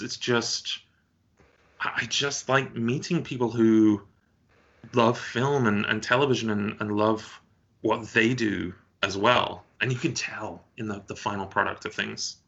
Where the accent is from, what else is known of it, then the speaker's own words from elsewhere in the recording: United Kingdom; moved away; you're a Brit living abroad